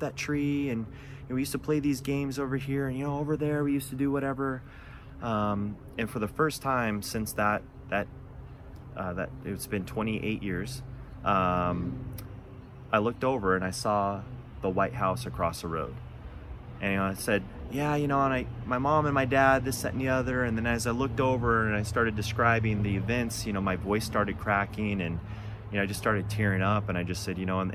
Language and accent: English; Buena, Washington, United States; also born or lived in Zillah, Washington; I grew up in Eastern Washington. Maybe some of you know where the little town of Zilla is. Probably very few of you know where a little town Buena is